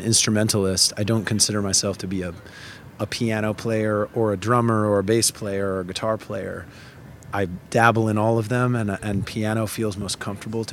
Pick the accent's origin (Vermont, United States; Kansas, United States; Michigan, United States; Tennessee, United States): Vermont, United States; also born or lived in Connecticut; I'm from Connecticut in the sense that I was born in Connecticut. A lot of my family is from there. Both of my parents grew up there. But I did most of my growing up in Vermont.